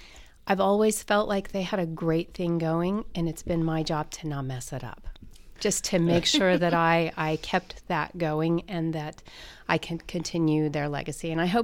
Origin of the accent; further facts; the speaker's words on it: Greenfield, Indiana, United States; Actually, I grew up in Greenfield, Indiana. I went to New Palestine High School.